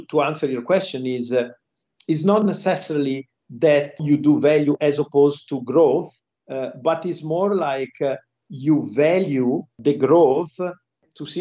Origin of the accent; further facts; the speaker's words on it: Genoa, Liguria, Italy; moved away as an adult; also born or lived in Milan / London; now in Singapore; I'm from Genoa, Italy, and there are many, they call us Genovese people here in Singapore.